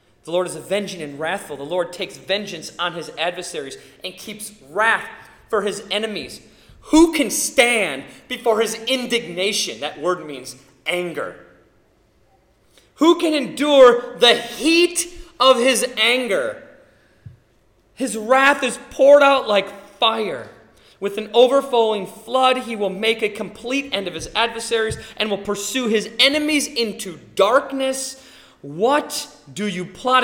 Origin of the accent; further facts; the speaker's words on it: United States; American citizens